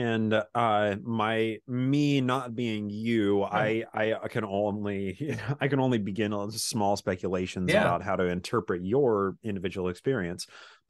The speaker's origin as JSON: {"language": "English", "region": "Utah", "country": "United States", "tie": "born or raised there", "said": "So I grew up in Utah. I'm a Bic Mormon, born in the covenant, pioneer heritage, blue Mormon blood in my veins. So I grew up just in a suburb of Salt Lake City, essentially."}